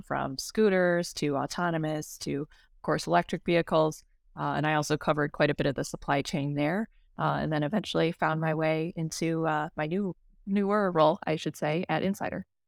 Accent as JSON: {"language": "English", "town": "Detroit", "region": "Michigan", "country": "United States", "tie": "born or raised there", "said": "born and raised in the Metro Detroit area"}